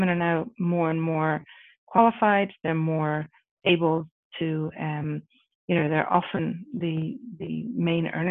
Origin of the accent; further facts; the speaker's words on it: Ireland; moved away; I come from Ireland originally